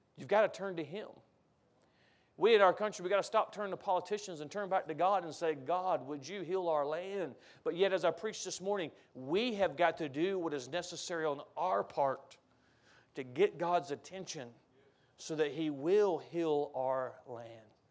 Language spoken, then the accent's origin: English; United States; As an American